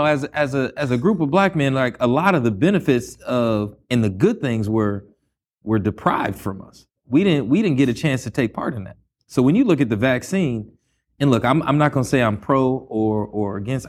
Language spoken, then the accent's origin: English; Los Angeles, California, United States; I grew up here in L.A.